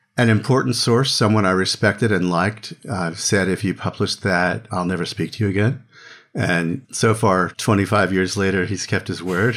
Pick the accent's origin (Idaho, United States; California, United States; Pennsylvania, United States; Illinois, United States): Pennsylvania, United States; Philadelphia; I grew up in Philadelphia